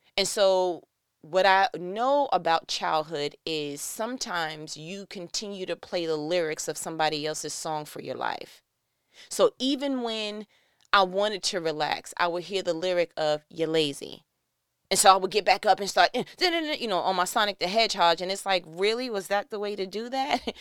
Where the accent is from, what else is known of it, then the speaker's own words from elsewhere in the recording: New York, United States; I'm from New York